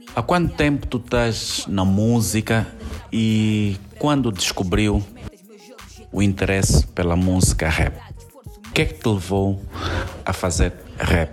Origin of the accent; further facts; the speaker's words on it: Angola; also born or lived in Maputo, Mozambique; Não tenho dupla nacionalidade, nem sou moçambicano, sou angolano